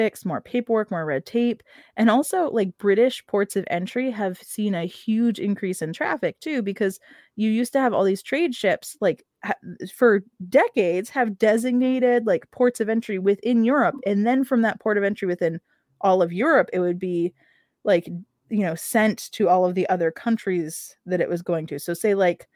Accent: United States; as an American, as a US citizen

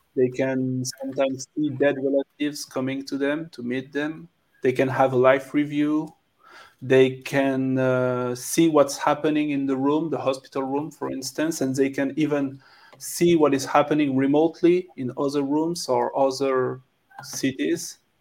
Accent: France; accent: French; English is a second language; I'm French, so you can uh, probably hear my French accent

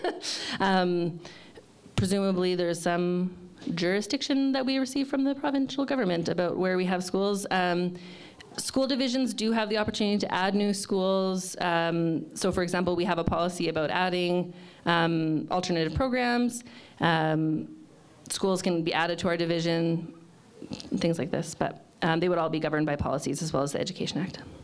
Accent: Fort McMurray, Alberta, Canada; moved away as an adult; now in Lethbridge, Canada; I'm from Fort McMurray originally

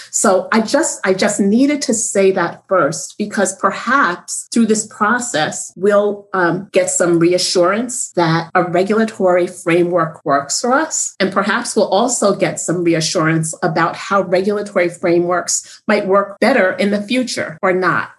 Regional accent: Northeast, United States; I'm from the Northeast.

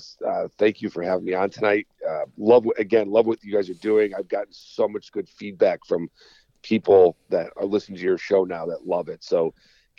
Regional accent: Watertown, Connecticut, United States; I was born and raised in in Litchfield County, northwest Connecticut, not quite far northwest of where I live now. So I grew up in Watertown, Connecticut

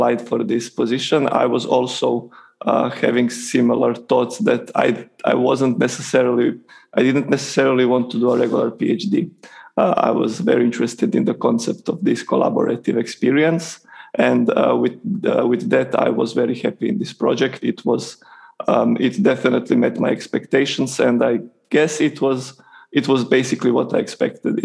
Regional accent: Croatia; moved away as an adult; also born or lived in Italy; I am from Croatia

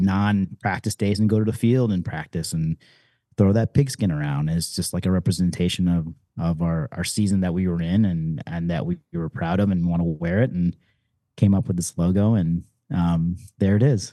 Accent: Detroit, Michigan, United States; I was born and raised in Detroit

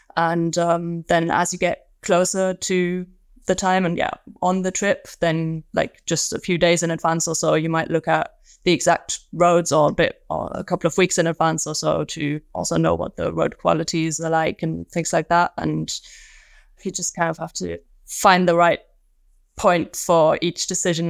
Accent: Magdeburg, Saxony-Anhalt, Germany; moved away; also born or lived in Manchester; my hometown, uh, Magdeburg

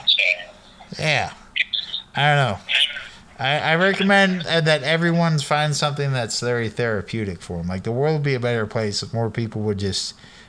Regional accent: Sacramento, California, United States; moved away as an adult; now in Eugene, United States; I'm from Sacramento in the 90s, early 2000s

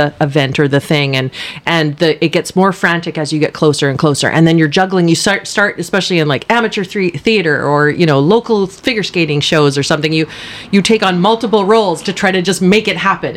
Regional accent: Powell River, British Columbia, Canada; I was born and raised in Powell River

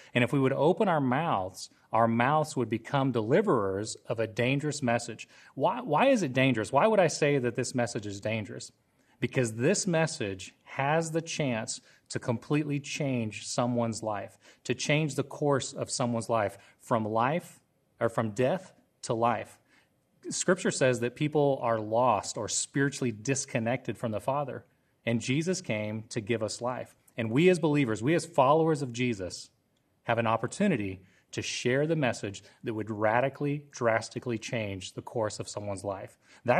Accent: Oklahoma, United States; also born or lived in Costa Rica; So if I talked to somebody on the phone, they didn't know that I wasn't Costa Rican. Well, when I moved back to Oklahoma, I blend right in with everybody else.

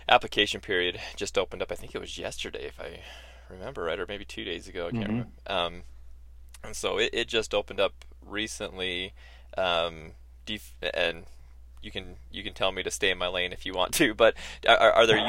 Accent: St. George, Utah, United States; moved away; I'm from St. George

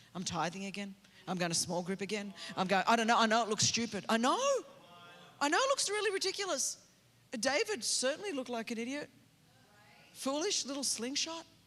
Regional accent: Australia; moved away as an adult; now in California, United States; I grew up in Australia

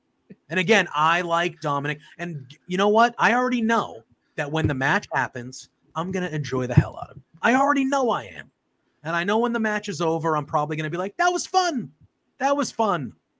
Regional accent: Massachusetts, United States; I'm from Massachusetts, so I am Boston and through and through.

